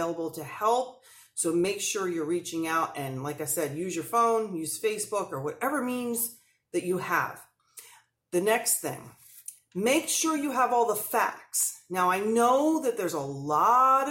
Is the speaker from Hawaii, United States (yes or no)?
no; New Jersey, United States; I'm an Italian from New Jersey